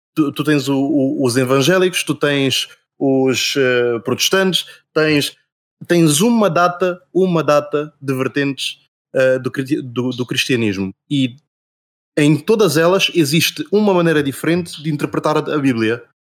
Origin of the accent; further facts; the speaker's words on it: Portugal; also born or lived in Angola; eu vim muito cedo, aliás, eu fui muito cedo para Portugal